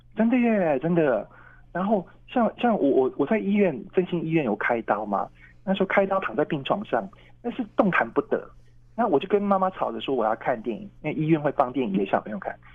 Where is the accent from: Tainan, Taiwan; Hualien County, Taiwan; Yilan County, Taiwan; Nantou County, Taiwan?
Tainan, Taiwan; moved away; 因为我，我是台南人嘛哈嗯。那我有计划要，呃，搬回台南，就可以离哥哥姐姐近一点